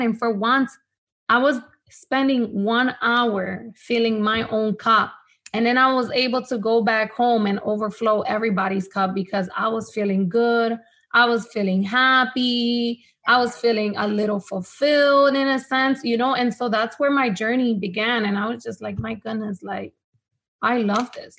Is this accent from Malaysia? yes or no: no; Honduras; first language Spanish; English is a second language; now in United States; I was born here in the States, but I moved back to Honduras. So Spanish was has always been my first language.